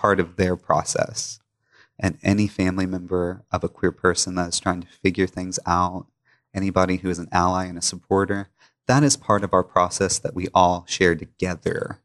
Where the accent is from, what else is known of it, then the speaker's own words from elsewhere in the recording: Pickwick Dam, Tennessee, United States; moved away as an adult; now in Memphis, United States; I grew up in Pickwick Dam, about two hours away